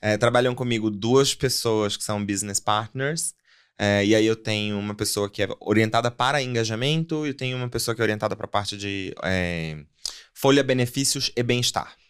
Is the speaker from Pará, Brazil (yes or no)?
yes; Pará, Brazil; moved away as an adult; also born or lived in São Paulo; now in Mongaguá, Brazil; eu sou paraense de nascimento, vim parar nessa selva de pedra 11 anos atrás